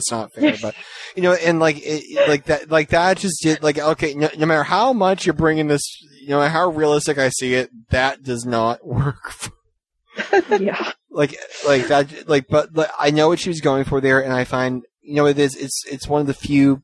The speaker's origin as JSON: {"language": "English", "region": "Massachusetts", "country": "United States", "said": "I'm from Massachusetts"}